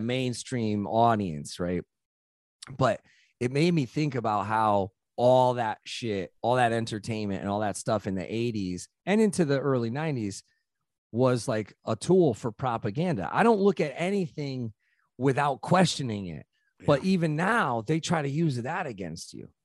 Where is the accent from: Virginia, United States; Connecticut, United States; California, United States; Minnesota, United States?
Connecticut, United States; New Haven; I grew up in New Haven